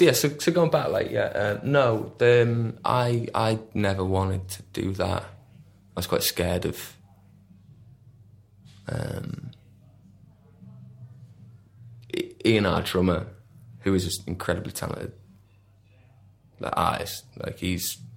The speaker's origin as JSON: {"language": "English", "town": "West Kirby", "region": "North West England", "country": "United Kingdom", "tie": "born or raised there", "also_born_or_lived": "Warrington / Salford / Ramsbottom", "said": "we're not from Liverpool, we're from, like, that really uncool peninsula just beneath."}